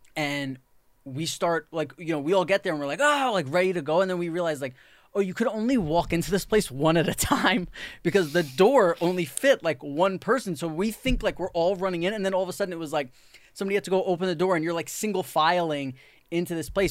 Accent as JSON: {"language": "English", "town": "New York City", "region": "New York", "country": "United States", "tie": "born or raised there", "said": "when you grow up in New York City"}